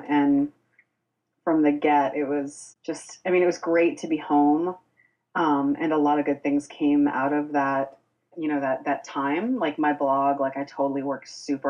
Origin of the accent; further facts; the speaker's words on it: Boston, Massachusetts, United States; I grew up in the inner city. I grew up in Jamaica Plain, which is part of Boston